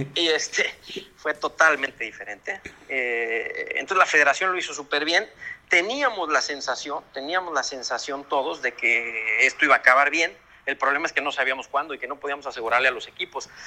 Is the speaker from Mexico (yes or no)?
yes; Mexico; now in Spain; nosotros como mexicanos